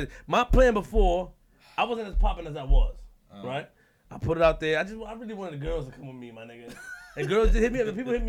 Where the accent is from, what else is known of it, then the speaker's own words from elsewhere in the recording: New York City, New York, United States; URLTV.TV. I'm from Queens.